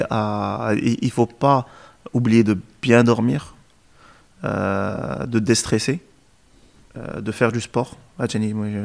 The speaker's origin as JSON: {"language": "French", "country": "Morocco", "said": "Euh, et donc aujourd'hui, en tant que Marocain, on a de la particularité qu'on fait plusieurs choses."}